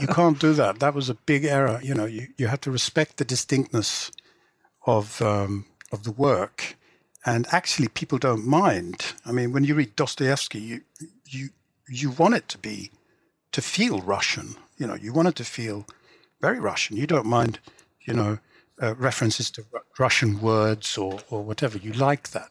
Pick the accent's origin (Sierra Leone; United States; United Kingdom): United Kingdom; England; first language English; I grew up in England and because I always wrote in English, it's kind of more my native language than Swedish